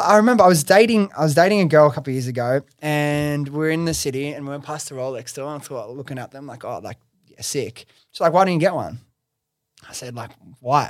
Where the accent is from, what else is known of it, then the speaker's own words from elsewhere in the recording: Sydney, New South Wales, Australia; I'm from Sydney, I love all my friends and family that I grew up